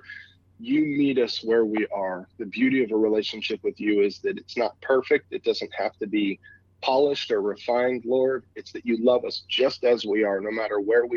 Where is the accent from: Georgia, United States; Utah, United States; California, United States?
California, United States; moved away as an adult; also born or lived in Phoenix, Arizona; now in Warrenton, Missouri, United States; I'm a West Coast guy. I was born and raised in California, spent a couple of years in Phoenix